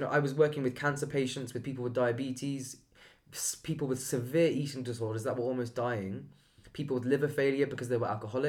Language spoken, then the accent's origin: English; Iran; Persian. It's an Eastern thing.